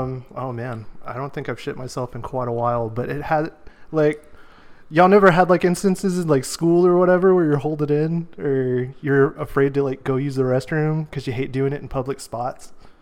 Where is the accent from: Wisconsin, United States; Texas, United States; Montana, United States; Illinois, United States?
Texas, United States; San Antonio; also born or lived in Houston; I was born in Houston, raised in San Antonio